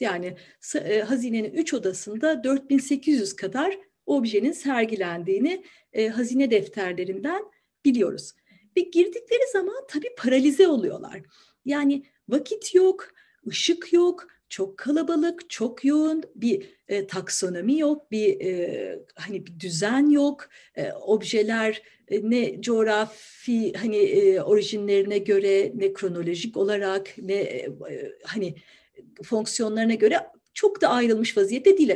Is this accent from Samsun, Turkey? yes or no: no; Ankara, Turkey; moved away as an adult; now in Istanbul, Turkey; Ankaralıyım ben. Dolayısıyla İstanbul'u hani çocukluğumdan biliyorum diyemem.